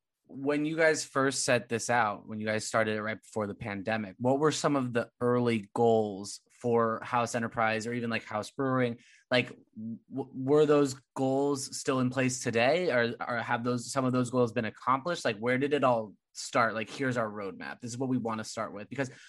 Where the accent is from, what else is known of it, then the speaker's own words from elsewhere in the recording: California, United States; And I came from California, so I have no room.